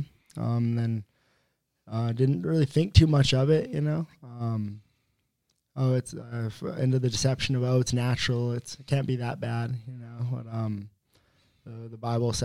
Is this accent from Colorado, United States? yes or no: yes; Pueblo, Colorado, United States; I was raised here in Pueblo, Colorado